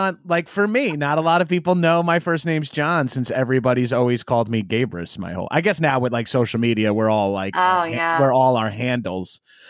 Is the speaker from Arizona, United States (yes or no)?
no; Long Island, New York, United States; now in Los Angeles, United States; Yeah, I'm from Long Island originally.